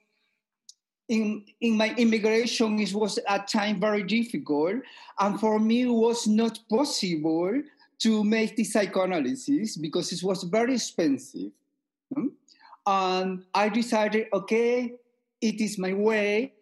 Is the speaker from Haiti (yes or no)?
no; Peru; moved away as an adult; now in Vienna, Austria; I am originally from Peru. Okay, I am living in Austria 30 years.